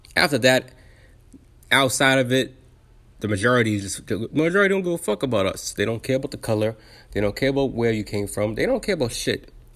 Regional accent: United States; I'm American

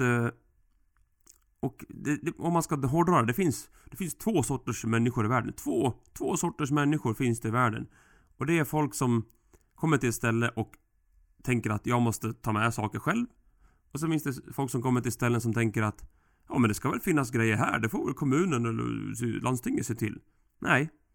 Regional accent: Sweden; vi svenskar

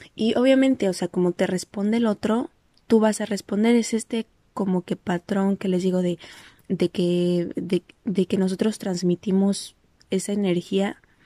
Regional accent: Mexico; moved away; es mi identificación es de México

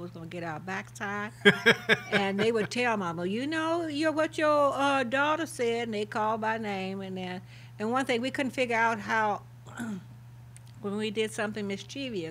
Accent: Hodges Park, Illinois, United States; I grew up in Hodges Park, Illinois, just north of Carroll, Tam

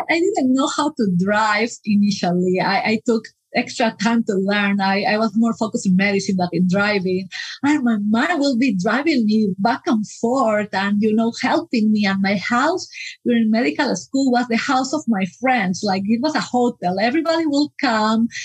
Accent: Peru; moved away as an adult; now in United States; I am from Peru, so my parents are still in Peru, and I moved to the US just 11 years ago

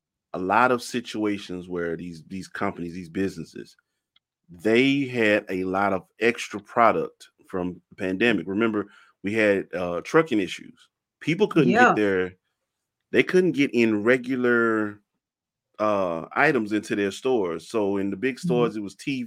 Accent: Mississippi, United States; I'm from Mississippi.

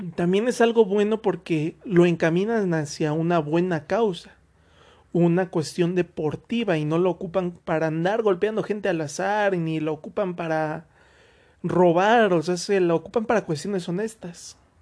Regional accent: Mexico; yo en lo personal me siento orgulloso de haber crecido en México a pesar de todas las cosas que se viven aquí

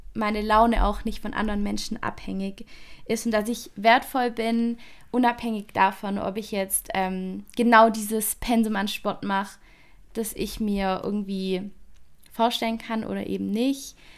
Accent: near Stuttgart, Baden-Württemberg, Germany; accent: Swabian/Baden-Württemberg dialect; ich komme aus Baden-Württemberg, aus der Nähe von Stuttgart, also zwischen Stuttgart und Bodensee. Ähm, ist jeweils so eine Stunde weg von mir und das hört man auch in meinem Dialekt

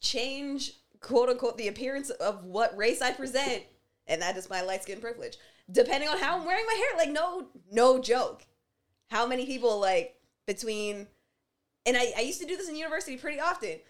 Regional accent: Canada; Canadian like us

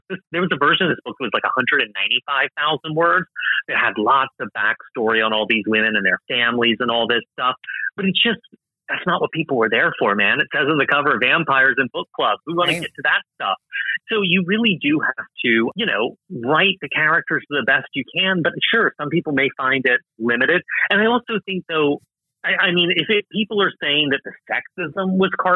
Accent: South Carolina, United States; I'm from South Carolina. I recognize my people in there

